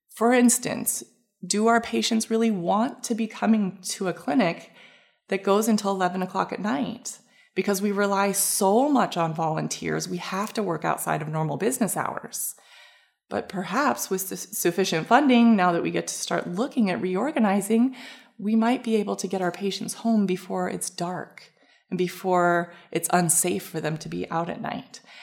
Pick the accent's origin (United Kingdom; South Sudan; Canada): Canada; moved away as an adult; now in San Diego, United States; I was from Canada